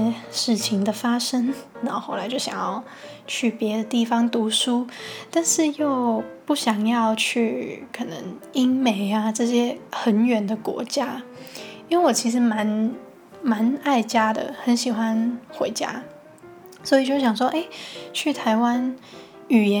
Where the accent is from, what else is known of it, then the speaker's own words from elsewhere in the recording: Hong Kong; now in Taiwan; 因为我是香港人嘛，然后原本呢也是计划在香港读大学。